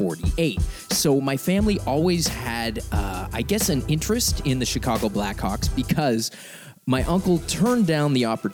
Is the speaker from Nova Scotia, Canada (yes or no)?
yes; Halifax, Nova Scotia, Canada; and I grew up in Halifax